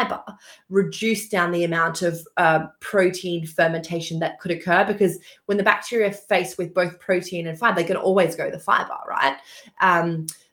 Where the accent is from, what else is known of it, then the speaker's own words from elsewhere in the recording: Australia; moved away as an adult; also born or lived in Queensland; now in London, United Kingdom; I actually grew up on a farm in Australia, a very small town. So you may have picked up, I'm Australian, actually